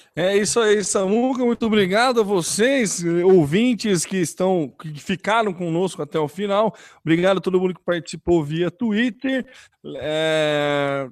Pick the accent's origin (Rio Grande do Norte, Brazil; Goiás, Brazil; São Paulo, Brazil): São Paulo, Brazil; São Carlos; a gente é de São Carlos